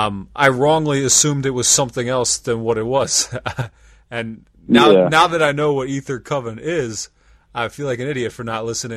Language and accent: English; York, Pennsylvania, United States; now in Lancaster, United States; I'm from York, Pennsylvania.